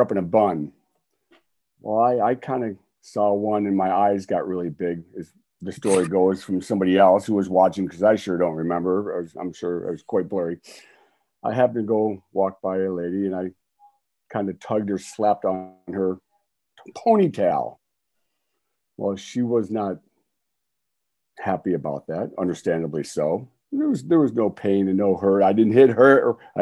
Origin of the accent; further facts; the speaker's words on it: Detroit, Michigan, United States; Me and my brother in Detroit, Michigan